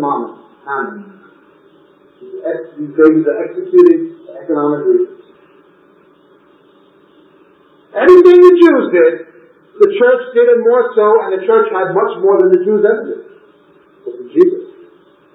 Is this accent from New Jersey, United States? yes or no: no; New York, United States; moved away; I grew up in New York and there's hundreds and hundreds of skyscrapers